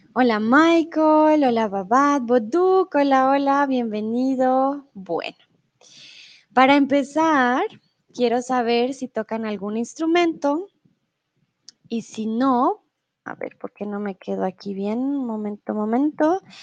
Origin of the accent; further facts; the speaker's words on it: Colombia; also born or lived in Mexico; now in Germany; soy de Colombia